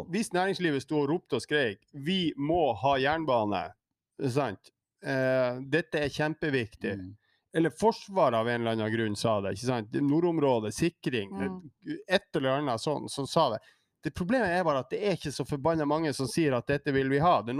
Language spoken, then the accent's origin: Norwegian; Tromsø, Troms, Norway; Hvor det er noen urbanister i de store byene i Nord-Norge jeg er tromsøværing